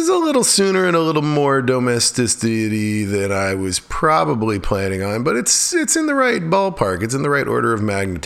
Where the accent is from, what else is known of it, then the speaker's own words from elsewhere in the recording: Alaska, United States; now in Chatham County, North Carolina, United States; when I was growing up in Alaska